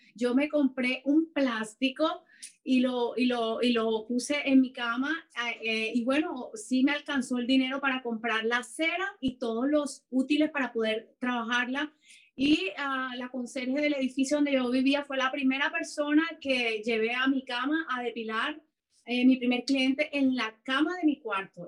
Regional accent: Cartagena, Bolívar, Colombia; moved away as an adult; now in Canada; yo soy colombiana, soy de Cartagena de Indias

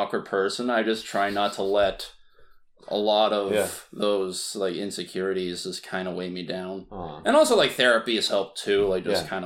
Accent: Vancouver, British Columbia, Canada; I grew up in Vancouver, most of my life

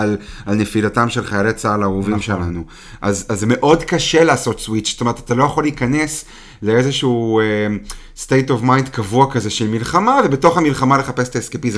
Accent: Israel; מבחינתנו כישראלים

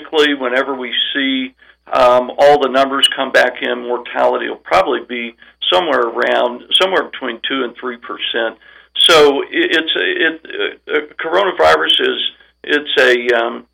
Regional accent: southwest Missouri, United States; moved away as an adult; also born or lived in Columbia, Missouri / Oklahoma / New Orleans, Louisiana / Rogers, Arkansas; now in Arkansas, United States; I'm from Missouri, grew up on a farm in southwest Missouri

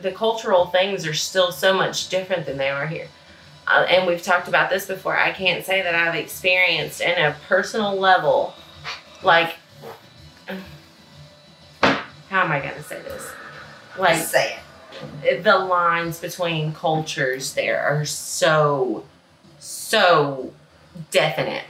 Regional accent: Mississippi, United States; moved away; which are very small towns because that's the town where I'm from.

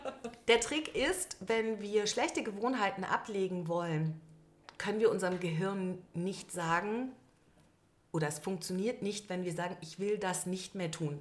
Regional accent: Berlin, Germany; Ich bin gebürtige Berlinerin

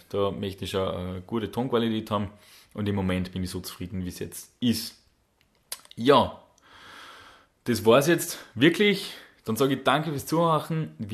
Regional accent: Salzburg, Austria; accent: Salzburg dialect; die verstehen ja unseren, unseren österreichischen Salzburger Dialekt jetzt nicht unbedingt so gut.

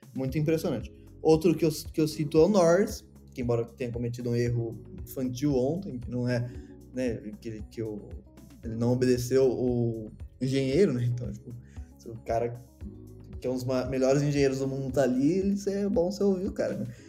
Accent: Brazil; eu sou brasileiro

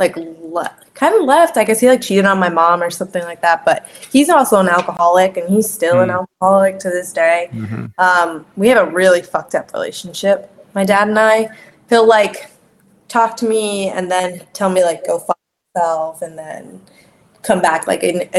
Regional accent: Deer Park, New York, United States; moved away as an adult; I'm from Deer Park

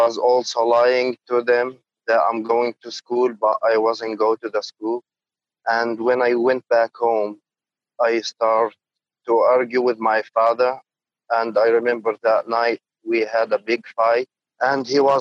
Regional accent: Jerusalem, East Jerusalem, Palestine; I am a Palestinian guy. I was born in East Jerusalem in 94

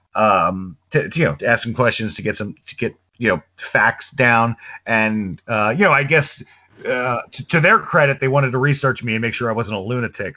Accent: New York City, New York, United States; we grew up in New York uh, in Brooklyn, New York

